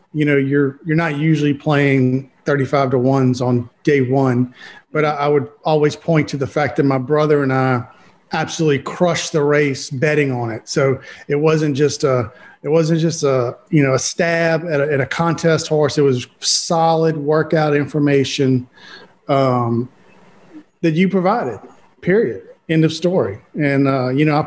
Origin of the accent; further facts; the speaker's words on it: Louisiana, United States; I'm born and raised in Louisiana, Louisiana boy through and through